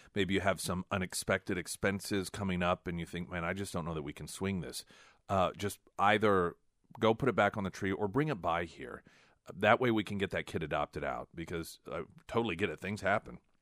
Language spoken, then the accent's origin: English; United States; as an American